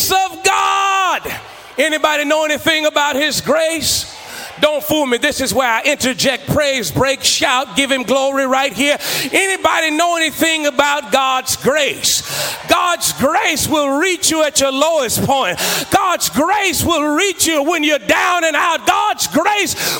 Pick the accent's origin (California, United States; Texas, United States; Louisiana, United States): Texas, United States; Beaumont; I grew up in Beaumont, Texas.